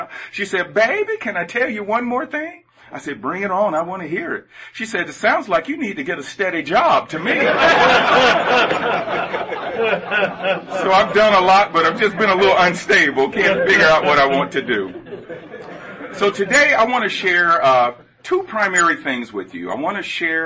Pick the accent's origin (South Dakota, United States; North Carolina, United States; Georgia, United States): Georgia, United States; Atlanta; moved away as an adult; also born or lived in Knoxville, Tennessee; I grew up in Atlanta, Georgia, in the inner city of Atlanta.